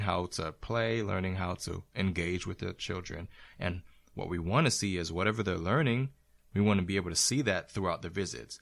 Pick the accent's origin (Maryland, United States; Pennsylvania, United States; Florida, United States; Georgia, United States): Florida, United States; now in New England, United States; Originally, I was raised in Florida